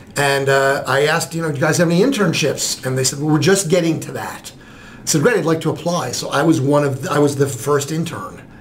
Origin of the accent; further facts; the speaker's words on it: New Jersey, United States; moved away as an adult; also born or lived in New York; now in Columbus, United States; I was born in New York and grew up in New Jersey